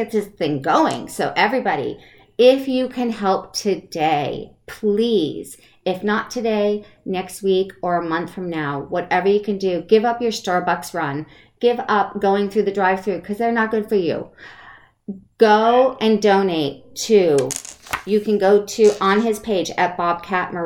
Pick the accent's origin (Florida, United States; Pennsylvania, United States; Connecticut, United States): Connecticut, United States; also born or lived in Maine; now in West Coast, United States; I was born in Maine and grew up in Connecticut